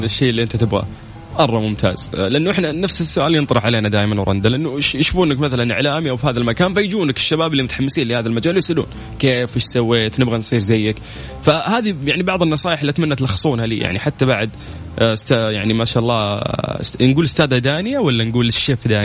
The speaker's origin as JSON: {"language": "Arabic", "country": "Saudi Arabia", "said": "انا كشاب سعودي"}